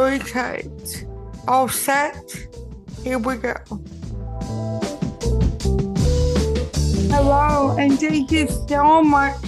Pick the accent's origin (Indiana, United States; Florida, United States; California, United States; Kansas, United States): Florida, United States; Miami; growing up in Miami, we had a whole department that was dedicated to disabled kids